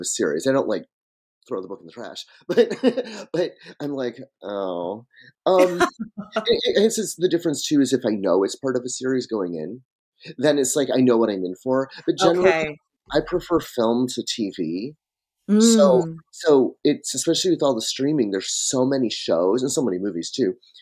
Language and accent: English; Michigan, United States; I grew up in Michigan and I was on a dirt road outside a small town that doesn't even have a traffic light to this day